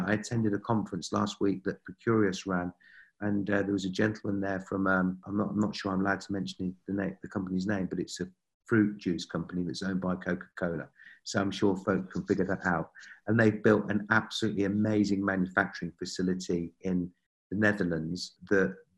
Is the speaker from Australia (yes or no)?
no; United Kingdom; being a Brit